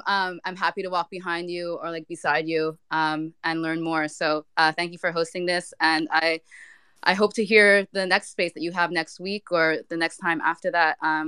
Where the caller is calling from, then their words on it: Montreal, Quebec, Canada; also born or lived in Ghana; I'm tapping in from Montreal.